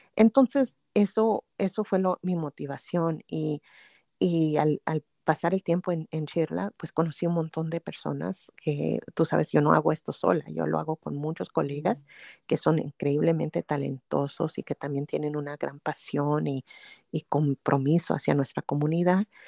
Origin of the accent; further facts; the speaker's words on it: Pasadena, California, United States; also born or lived in Durango, Mexico; aquí crecimos, aquí en en el sur de California, en ah, Los Ángeles, en, una ciudad que se llama Pasadena.